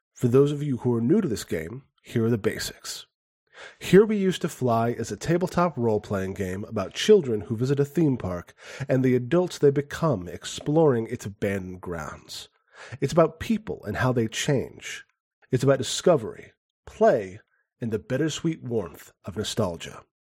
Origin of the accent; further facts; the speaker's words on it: Phoenix, Arizona, United States; in my hometown, Pho-, in Phoenix when I grew up